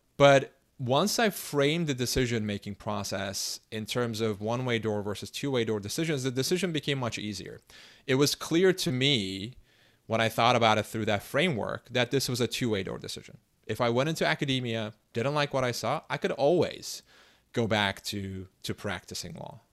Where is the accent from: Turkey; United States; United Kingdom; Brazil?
Turkey; Istanbul; English is a second language; I grew up in Istanbul